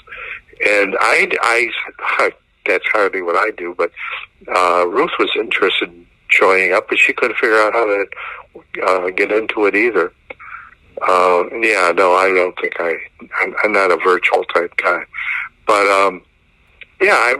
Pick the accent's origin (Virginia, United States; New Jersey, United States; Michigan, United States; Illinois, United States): Illinois, United States; Downers Grove; I grew up in Downers Grove